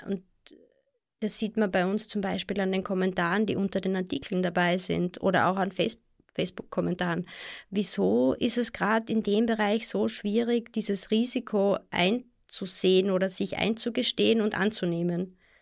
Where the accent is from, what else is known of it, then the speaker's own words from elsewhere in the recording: Austria; bei uns in Österreich